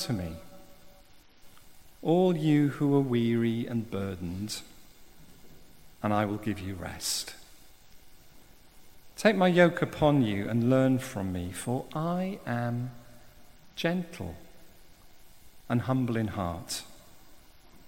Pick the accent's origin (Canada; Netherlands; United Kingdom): United Kingdom; South Wales; I'm from South Wales